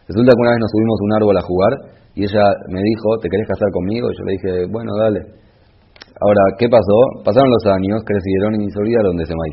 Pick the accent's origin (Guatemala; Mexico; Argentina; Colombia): Argentina; moved away; also born or lived in Israel; soy argentino